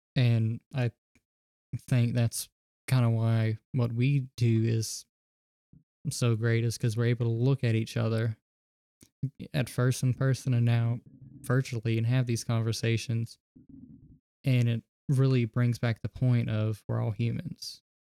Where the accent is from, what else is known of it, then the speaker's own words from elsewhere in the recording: the South, United States; I was raised in the South around a mid, uh, small, mid sized city